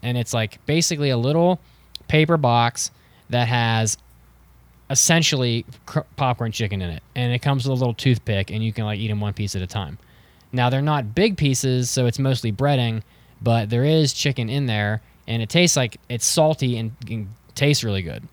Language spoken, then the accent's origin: English; Wheeling, West Virginia, United States; my hometown of Wheeling, which is, we have nothing there